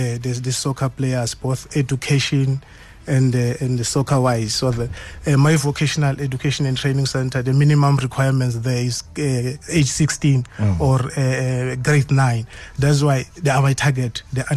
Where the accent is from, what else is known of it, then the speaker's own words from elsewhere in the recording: Mangweni, Mpumalanga, South Africa; I grew up in Mangweni, Nkomazi